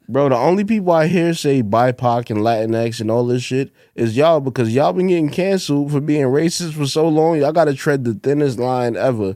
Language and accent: English; New York City, New York, United States; also born or lived in Fort Greene, Brooklyn; when I was younger, I grew up in Bed Stuy, but when I was, like, ten or eleven or something, I moved to the projects in Fort Greene